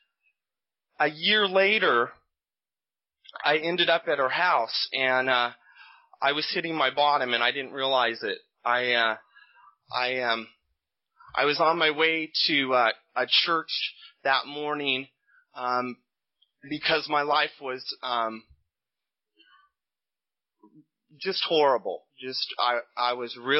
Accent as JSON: {"language": "English", "town": "Bakersfield", "region": "California", "country": "United States", "tie": "born or raised there", "moved": "yes", "lives_now": "Sacramento, United States", "said": "I was born and raised in Bakersfield, which is scary, but I've been here a long time, so this is my home."}